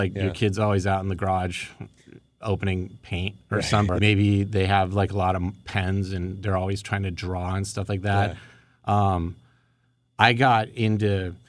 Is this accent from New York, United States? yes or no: no; Woodland Hills, California, United States; I grew up in Woodland Hills in the San Fernando Valley. And I grew up on the south side of Ventura Boulevard.